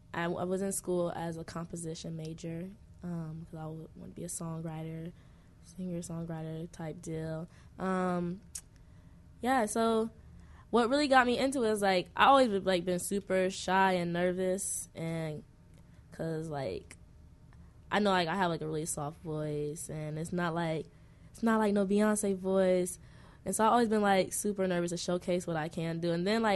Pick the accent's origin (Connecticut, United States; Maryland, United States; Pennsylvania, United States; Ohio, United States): Ohio, United States; now in Chicago, United States; Nah, I'm from Ohio.